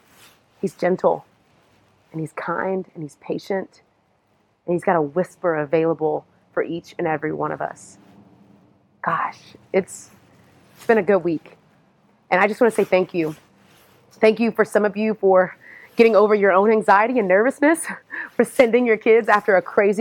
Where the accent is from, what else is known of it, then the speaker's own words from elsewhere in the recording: Houston, Texas, United States; now in Atlanta, United States; I am originally from Houston, Texas